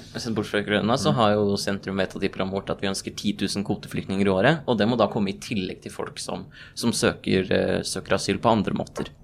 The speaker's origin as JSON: {"language": "Norwegian", "town": "Nordre Follo", "region": "Akershus", "country": "Norway", "said": "jeg har fått vært innvalgt i kommunestyret i Nordre Follo, hvor vi begge er fra"}